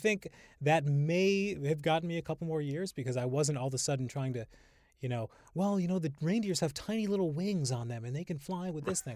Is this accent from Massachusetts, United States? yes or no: yes; Holyoke, Massachusetts, United States; now in Brooklyn, United States; growing up in Holyoke, we had, my grandmother lived across the street.